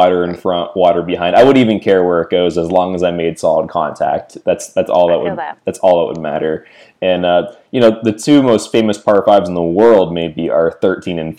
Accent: Mississauga, Ontario, Canada; moved away; I'm originally from Mississauga near Toronto

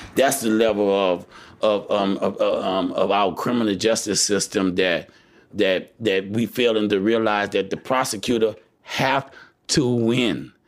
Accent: United States; as American people

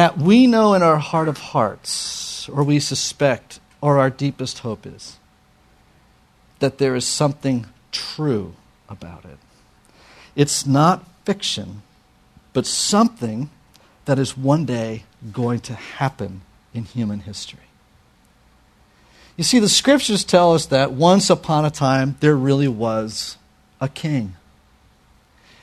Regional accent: New York, United States; I'm a New Yorker

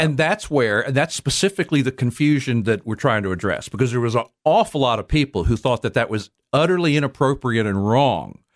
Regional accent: Texas, United States; as a Texan

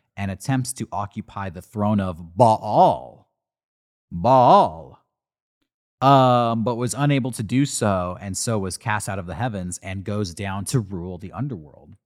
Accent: United States; I'm an American

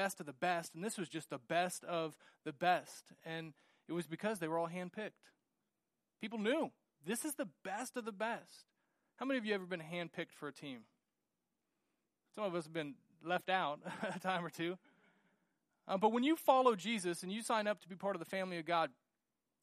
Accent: United States; growing up in the United States

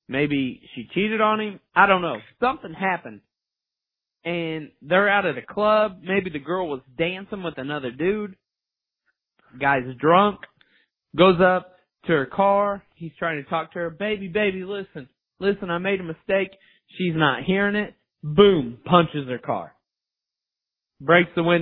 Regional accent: Indiana, United States; we grew up in Indiana

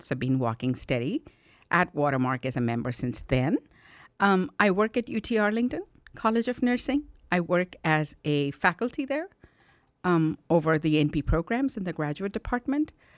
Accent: India; now in United States; I was born and raised in India in a Christian family

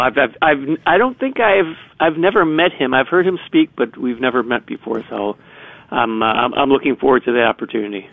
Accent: Chicago, Illinois, United States; I'm from the Southwest side of Chicago

